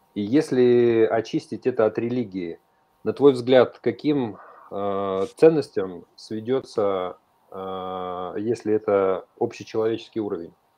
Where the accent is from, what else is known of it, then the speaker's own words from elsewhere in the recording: Kyrgyzstan; мы с тобой вместе из Средней Азии, то есть я родился в Киргизии